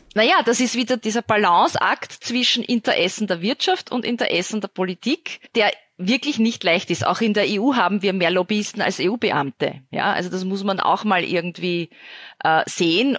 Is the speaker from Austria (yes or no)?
yes; Austria; ich als Österreicherin